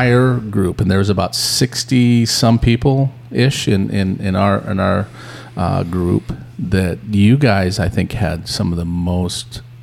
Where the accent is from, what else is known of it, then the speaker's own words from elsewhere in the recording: Montana, United States; now in Redding, United States; I'm from Montana. Yes. I have no culture other than Montana culture